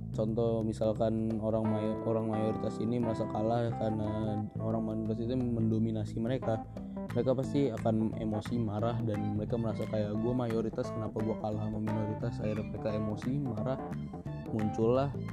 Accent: Indonesia; gua juga orang Indonesia dan kita lahir di Indonesia dan kita tinggal di Indonesia

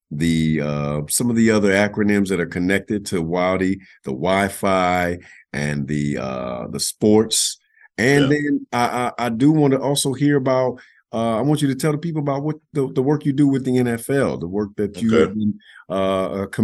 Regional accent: Chicago, Illinois, United States; one of the churches I grew up in Chicago

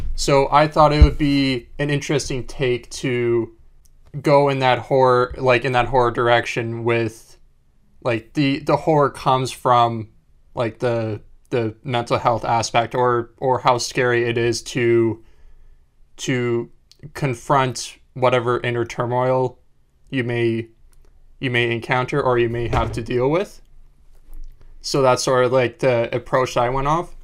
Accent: Winnipeg, Manitoba, Canada; moved away; also born or lived in Vancouver; I grew up in Winnipeg

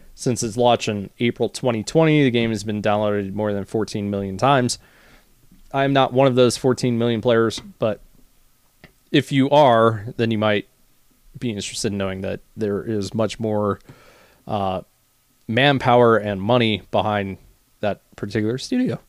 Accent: United States; as an American

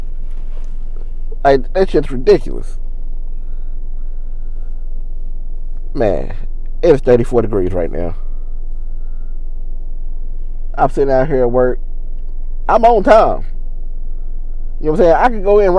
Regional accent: West Virginia, United States; moved away as an adult; now in Kentucky, United States; I'm from West Virginia. And I know we have mountains to protect us from the wind

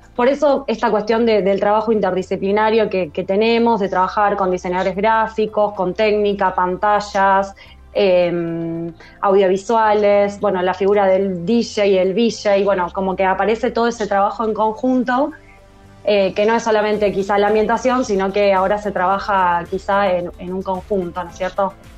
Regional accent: San Pedro, Buenos Aires Province, Argentina; now in Rosario, Argentina; Yo vivo en Rosario, en realidad soy de San Pedro, que es, bueno, cerquita, unos 180 kilómetros de acá de, Rosario

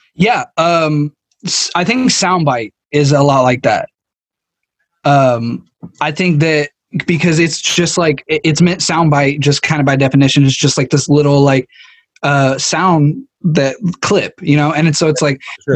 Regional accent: United States; I'm from America

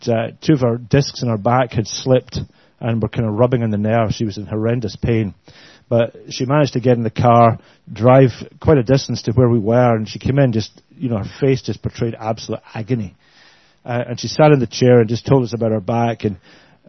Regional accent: Glasgow, Scotland, United Kingdom; I hope you can understand our accents. We're fairly good. We're from Glasgow

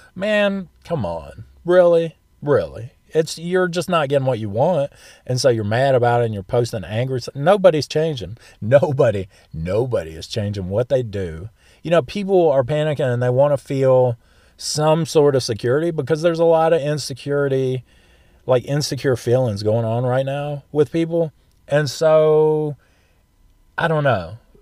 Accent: the South, United States; I'm from the South

